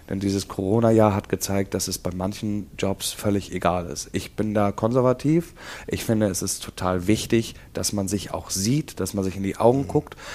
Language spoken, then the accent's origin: German; Hamburg, Germany; Denn ich komme selber hier aus Eppendorf oder wohne jetzt eine lange Zeit schon hier. Ich kenne die Gegend